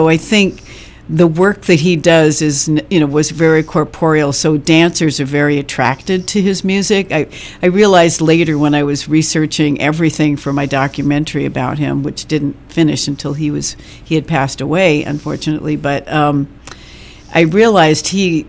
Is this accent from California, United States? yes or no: yes; Los Angeles, California, United States; also born or lived in San Francisco Bay Area, California; now in Joshua Tree, United States; I was born in Los Angeles, but went to college in the Bay Area, and it stuck